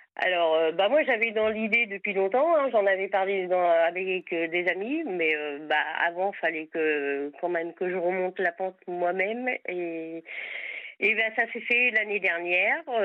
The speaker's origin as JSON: {"language": "French", "area": "Sarthe", "region": "Pays de la Loire", "country": "France", "said": "je suis à Vannes en Bretagne, mais autrement je suis de la Sarthe."}